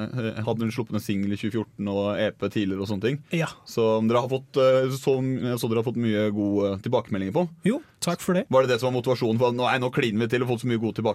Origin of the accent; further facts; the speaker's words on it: Oslo, Norway; Jeg er fra Oslo.